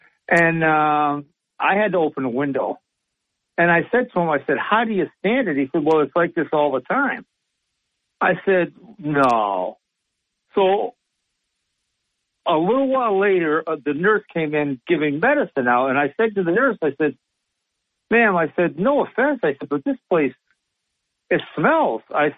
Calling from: Sidney, New York, United States; from Sydney, New York.

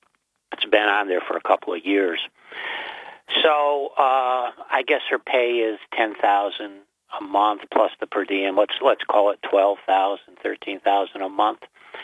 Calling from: Binghamton, New York, United States

